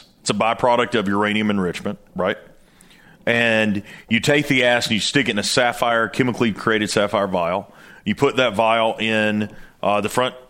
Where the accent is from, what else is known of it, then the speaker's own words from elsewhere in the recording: Tennessee, United States; I am the director at Night Vision Precision Tritium. I'm from Tennessee.